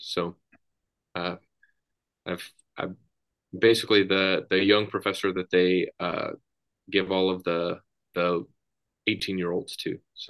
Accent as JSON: {"language": "English", "town": "Dallas", "region": "Texas", "country": "United States", "tie": "born or raised there", "moved": "as an adult", "said": "I was born and raised in Dallas, Texas. And I moved out of Texas going to Bible college."}